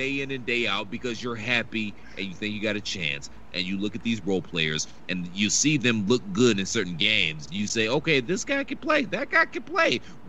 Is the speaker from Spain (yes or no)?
no; Cleveland, Ohio, United States; I'm from Cleveland.